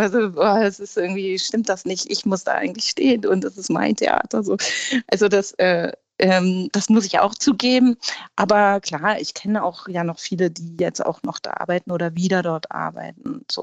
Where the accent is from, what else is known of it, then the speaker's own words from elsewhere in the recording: Hamburg, Germany; dass Hamburg für mich grundsätzlich die wichtigste Stadt überhaupt ist und meine Heimat